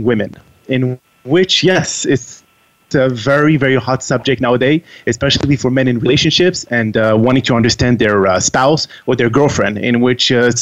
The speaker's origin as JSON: {"language": "English", "town": "Montreal", "region": "Quebec", "country": "Canada", "tie": "born or raised there", "also_born_or_lived": "France / Texas", "first_language": "French", "second_language": "English", "moved": "as an adult", "lives_now": "Washington, D.C., United States", "said": "I am actually from France, and I moved out of France when I was very, very young, and I moved to Montreal, Canada. province of Quebec"}